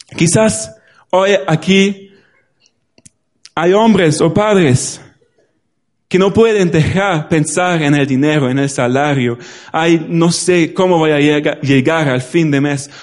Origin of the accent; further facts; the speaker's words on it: Germany; Spanish is a second language; now in Spain; En Alemania ahora mismo, en mi pueblo